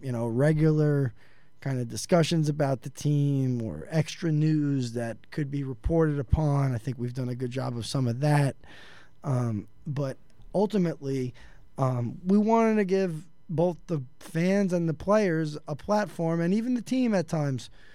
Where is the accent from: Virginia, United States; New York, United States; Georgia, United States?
New York, United States; New York City; I'm from New York City